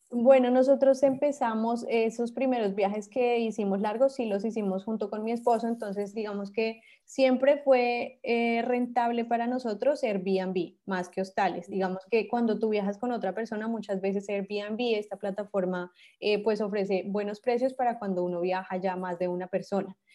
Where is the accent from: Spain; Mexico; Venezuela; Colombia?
Colombia; Bogotá; moved away; Yo soy de Bogotá